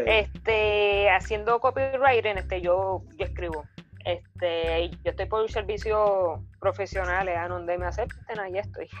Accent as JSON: {"language": "Spanish", "town": "Arecibo", "country": "Puerto Rico", "tie": "born or raised there", "said": "soy nacida y criada en Arecibo"}